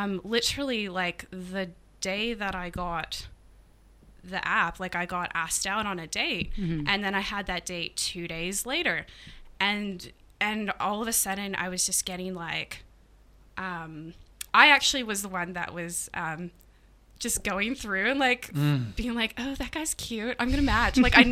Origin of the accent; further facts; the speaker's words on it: Edmonton, Alberta, Canada; moved away as an adult; also born or lived in Tasmania, Australia; now in Australia; my hometown in Edmonton.